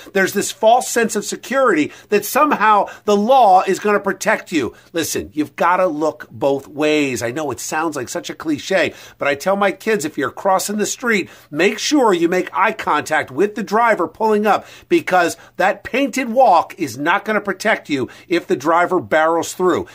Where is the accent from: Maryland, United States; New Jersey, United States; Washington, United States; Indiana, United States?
New Jersey, United States; Princeton; my hometown in Princeton